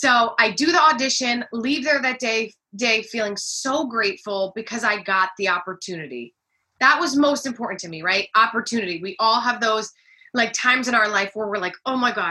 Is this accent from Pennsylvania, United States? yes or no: no; New Jersey, United States; also born or lived in California / Midtown Manhattan, New York; I'm really from New Jersey.